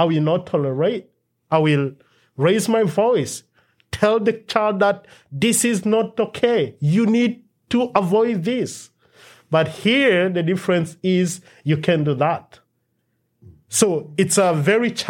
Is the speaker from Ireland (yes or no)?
no; DR Congo; now in United States; our culture where we grew up in Democratic Republic of Congo.